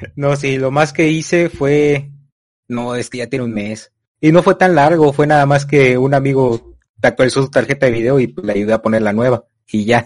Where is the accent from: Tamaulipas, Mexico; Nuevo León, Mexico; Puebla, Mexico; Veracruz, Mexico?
Tamaulipas, Mexico; Yo soy de México, Tamaulipas.